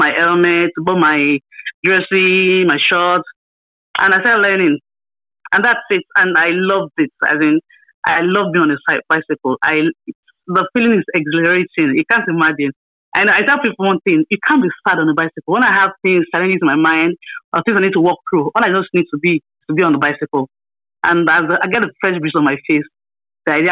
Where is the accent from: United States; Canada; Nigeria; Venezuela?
Nigeria; Abeokuta, Ogun State; also born or lived in Ile-Ife; I was born and raised in my hometown, Abeokuta, in the state.